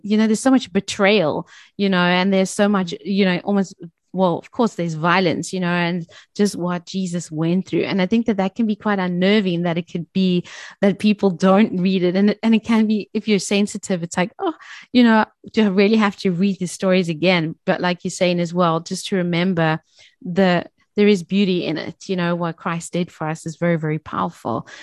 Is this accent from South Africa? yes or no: yes; South Africa; as South African women